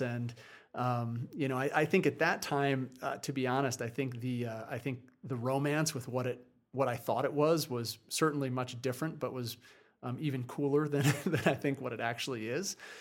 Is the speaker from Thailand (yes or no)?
no; New Jersey, United States; moved away as an adult; also born or lived in Vermont; I grew up on the East Coast in, uh, in New Jersey